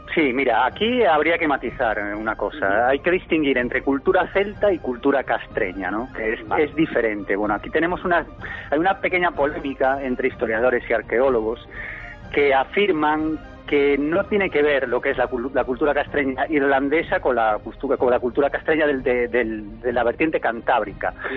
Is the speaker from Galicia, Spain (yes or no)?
yes; Ferrol, Galicia, Spain; una persona que nació en, Ferrol, en Galicia, hace 39 años